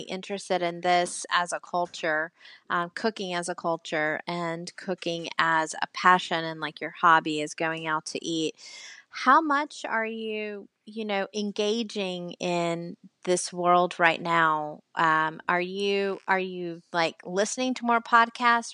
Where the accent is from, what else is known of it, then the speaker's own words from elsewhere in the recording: the South, United States; accent: Southern; now in Charleston, United States; obviously am Southern. I know you can't tell from my accent